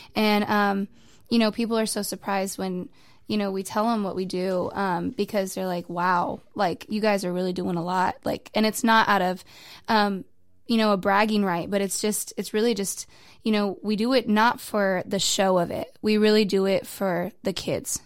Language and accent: English; New Mexico, United States; moved away as an adult; now in Waco, United States; I'm originally from New Mexico, a hundred percent Waco, or not New Wa-, not Waco, New Mexico native